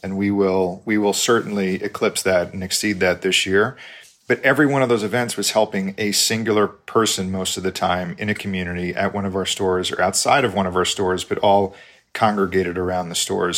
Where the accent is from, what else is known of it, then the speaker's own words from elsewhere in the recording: New York, United States; moved away as an adult; now in Texas, United States; I'm from New York originally.